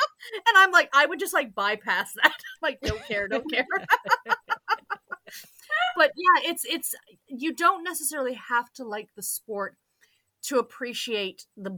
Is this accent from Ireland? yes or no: no; Canada; as a Canadian